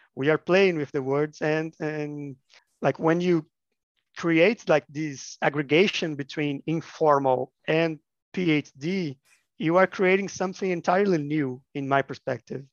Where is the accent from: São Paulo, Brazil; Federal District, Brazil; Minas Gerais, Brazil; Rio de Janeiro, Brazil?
Minas Gerais, Brazil; I'm from Minas Gerais, which is a state of Brazil